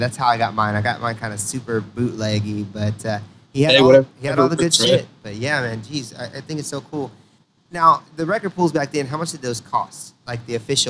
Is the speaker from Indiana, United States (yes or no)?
yes; Indiana, United States; moved away; I'm from Indiana